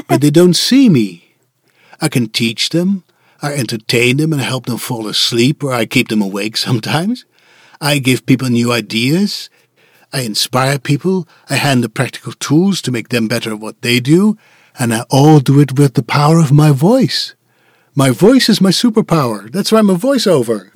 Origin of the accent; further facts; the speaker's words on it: Netherlands; English is a second language; moved away as an adult; It was where I was born, raised, and educated